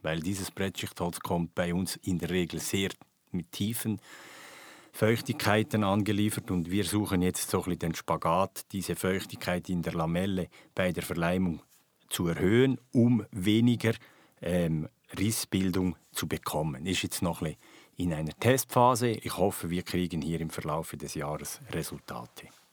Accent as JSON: {"language": "German", "country": "Switzerland", "said": "bei uns in der Schweiz"}